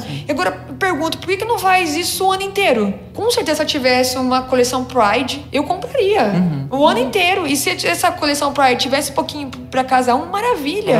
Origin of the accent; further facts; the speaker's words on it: Minas Gerais, Brazil; eu nasci em Minas